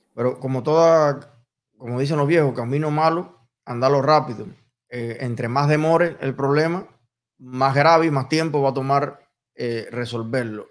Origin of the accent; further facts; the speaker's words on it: Cuba; moved away; soy cubano